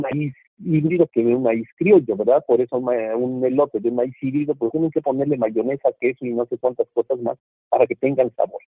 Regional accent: Mexico; perdamos los mexicanos

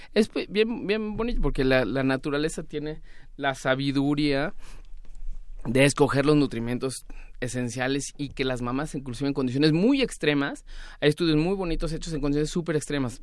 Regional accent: Mexico

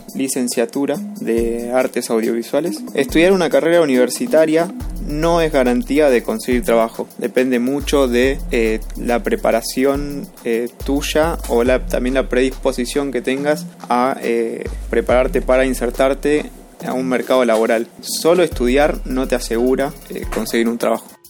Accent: Lanús, Buenos Aires Province, Argentina; soy del partido de Lanús, eh, Buenos Aires, Argentina

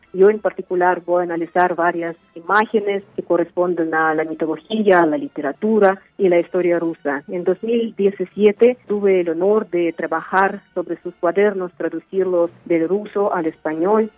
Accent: Uzbekistan; Spanish is a second language; moved away as an adult; now in Mexico; soy escritora uzbekistanesa de lengua rusa, radico en México desde hace varios años

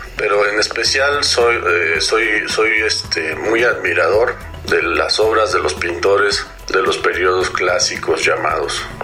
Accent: Mexico City, Mexico; soy artista plástico de la Ciudad de México

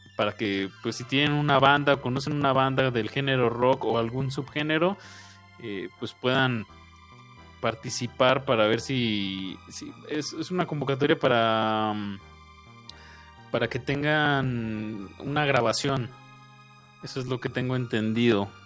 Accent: Mexico; como mexicanos

